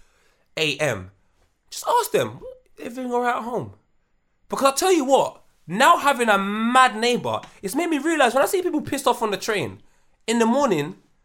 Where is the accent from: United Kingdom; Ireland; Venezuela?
United Kingdom; Brixton, London; I'm from South London. I'm like, oh, go on, my brother, what part? Yeah. I'm from Brixton.